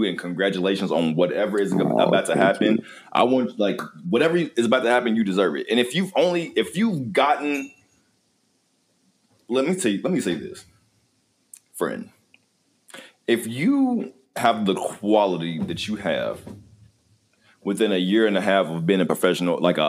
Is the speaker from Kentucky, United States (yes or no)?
yes; Kentucky, United States; now in Arizona, United States; I'm in Arizona. I ain't from here. I'm from Kentucky